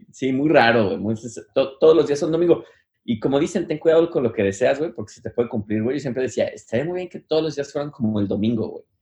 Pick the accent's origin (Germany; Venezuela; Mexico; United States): United States; New York City, New York; now in New York City, United States; Tuve que, como buen neoyorquino, a salir así en la ventana del baño